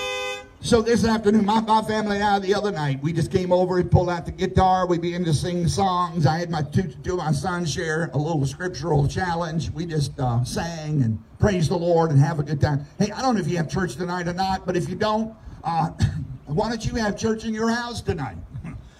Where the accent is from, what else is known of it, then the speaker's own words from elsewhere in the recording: United States; where I grew up in Southside.